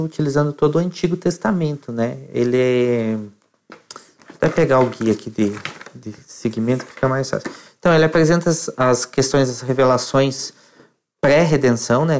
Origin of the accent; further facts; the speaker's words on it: Colombo, Paraná, Brazil; sou de Colombo, no Paraná, região metropolitana de Curitiba